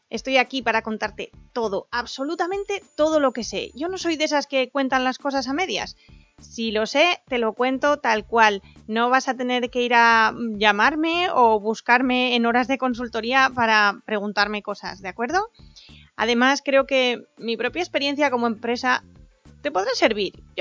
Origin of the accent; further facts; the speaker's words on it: Asturias, Spain; accent: little Asturian accent; soy una asturiana con bastante poco acento, o eso me suelen decir, y que está en Oviedo.